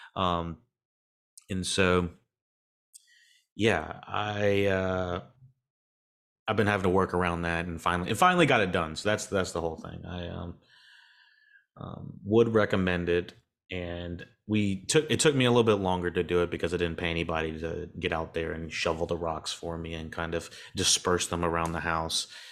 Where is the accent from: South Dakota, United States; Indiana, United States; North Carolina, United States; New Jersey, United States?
North Carolina, United States; accent: southern; I'm in North Carolina as well, if you can't, can't hear my southern ass accent